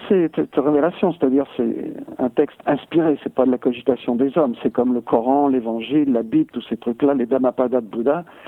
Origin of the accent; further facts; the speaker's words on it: France; je suis français et j'ai pas perdu du tout mon identité